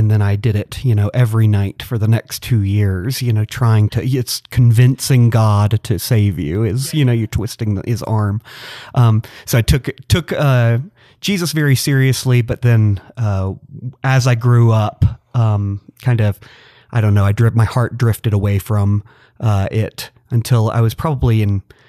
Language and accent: English; Atlanta, Georgia, United States; I grew up in and around the church. I'm from Metro Atlanta originally.